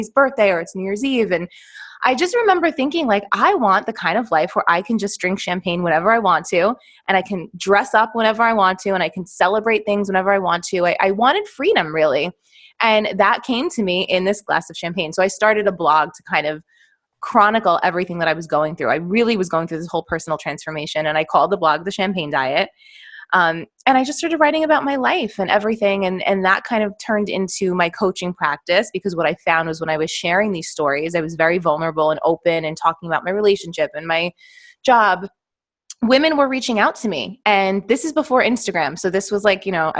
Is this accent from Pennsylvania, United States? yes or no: no; New York, United States; I am from New York, born and raised, still live here